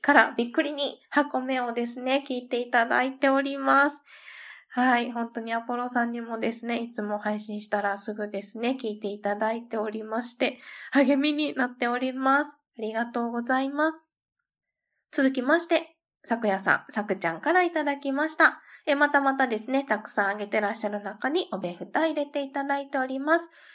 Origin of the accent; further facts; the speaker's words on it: Kansai, Japan; 私も関西出身